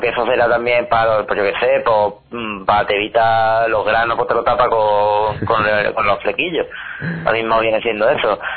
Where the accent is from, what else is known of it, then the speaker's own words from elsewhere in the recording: Málaga, Andalusia, Spain; Yo soy lo más malagueño que hay en Málaga.